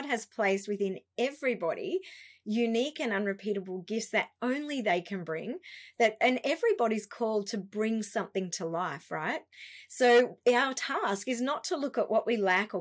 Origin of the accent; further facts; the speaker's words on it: Canberra, Australian Capital Territory, Australia; moved away as an adult; also born or lived in Melbourne; we moved back to my hometown, Canberra